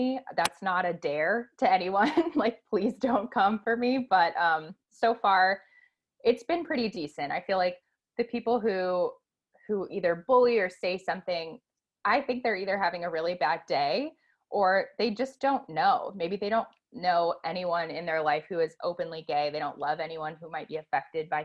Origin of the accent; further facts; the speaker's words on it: Cleveland, Ohio, United States; moved away as an adult; now in Tampa, United States; I'm originally from Cleveland, Ohio. I've been living in Tampa for a little over a year, but I still view Cleveland as my home